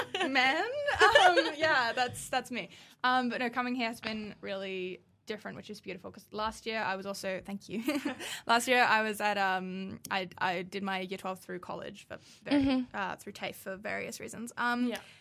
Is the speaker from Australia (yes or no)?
yes; Newcastle, New South Wales, Australia; moved away; I come from Newcastle